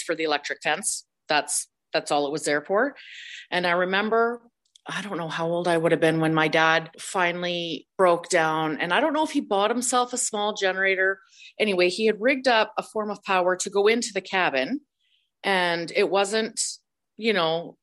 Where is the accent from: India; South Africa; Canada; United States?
Canada; British Columbia; also born or lived in Cleardale, Alberta; I did grow up in the Peace Region the majority of my life